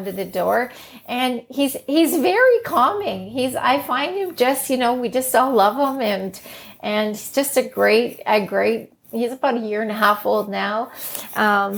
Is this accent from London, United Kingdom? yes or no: no; Northern Ireland, United Kingdom; now in Canada; We were born in Northern Ireland, actually, that we hold a British passport when you're born in Northern Ireland.